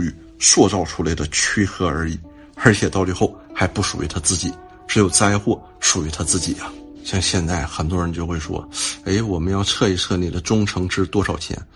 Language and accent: Chinese; China; 我们中国人